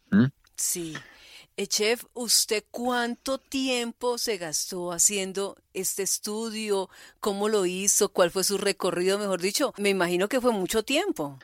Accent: Cali, Valle del Cauca, Colombia; yo soy de Cali.

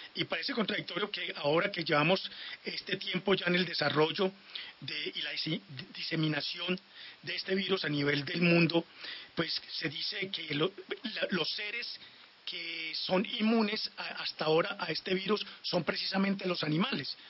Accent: Colombia; los colombianos

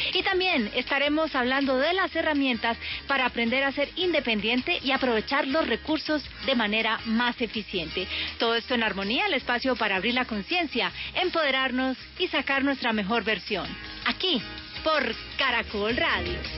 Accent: Cali, Valle del Cauca, Colombia; en mi tierra, en Cali

